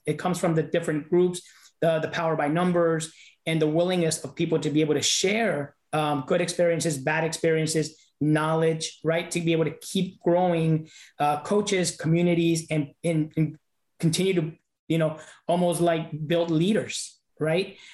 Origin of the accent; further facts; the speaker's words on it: Los Angeles, California, United States; moved away as an adult; I grew up in South Central LA. I was there till I was about 18